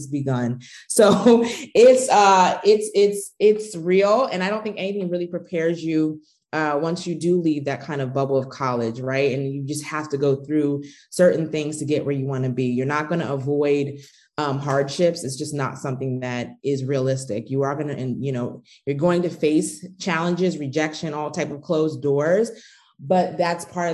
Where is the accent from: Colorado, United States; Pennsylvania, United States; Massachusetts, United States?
Pennsylvania, United States; outside Philadelphia; I grew up on the East Coast. I'm from Pennsylvania, outside the Philadelphia area